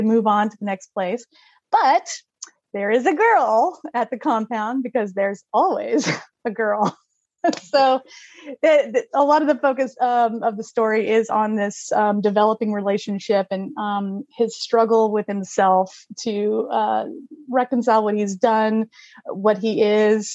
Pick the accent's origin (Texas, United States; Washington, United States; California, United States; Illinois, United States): Texas, United States; I was born and raised in Texas.